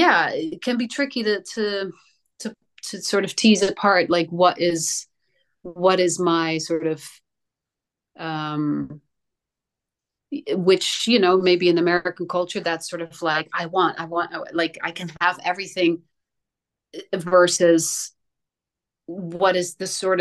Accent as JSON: {"language": "English", "country": "Netherlands", "tie": "born or raised there", "moved": "yes", "said": "I grew up in Holland."}